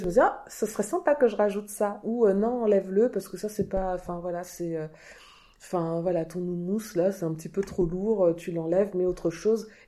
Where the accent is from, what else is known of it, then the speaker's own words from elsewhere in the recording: Normandy, France; born there; also born or lived in Martinique; Je suis née en Normandie, j'ai vécu 5 ans de ma très longue vie maintenant en Martinique.